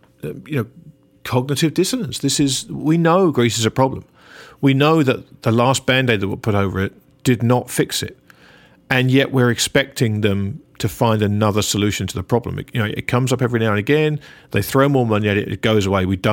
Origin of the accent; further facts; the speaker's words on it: England, United Kingdom; As an Englishman